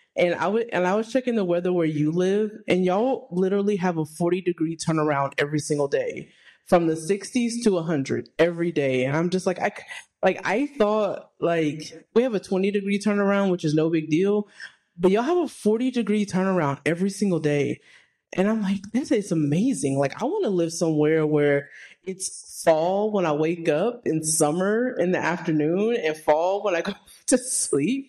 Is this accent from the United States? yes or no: yes; Texas, United States; I was raised in the country in Texas